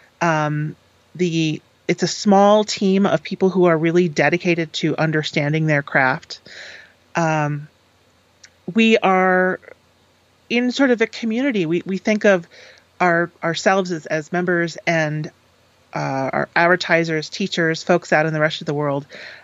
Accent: Eastern Connecticut, United States; I grew up in Eastern Connecticut, which is, you know, not quite the quiet corner of Connecticut, but definitely a sort of a fairly rural area

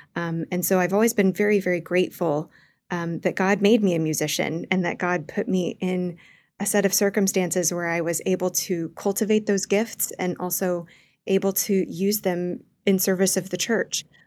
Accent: Wichita, Kansas, United States; moved away; growing up in Wichita, Kansas

